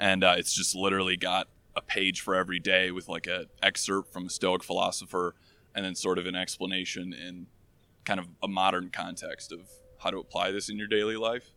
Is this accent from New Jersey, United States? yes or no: no; Michigan, United States; now in Chicago, United States; I'm from Michigan originally, uh, and I live in Chicago right now